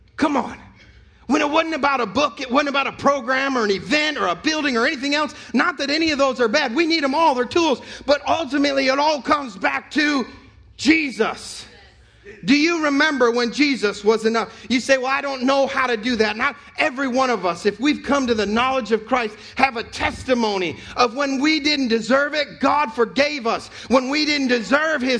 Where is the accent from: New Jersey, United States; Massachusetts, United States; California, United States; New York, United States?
New York, United States; now in North Carolina, United States; I'm from New York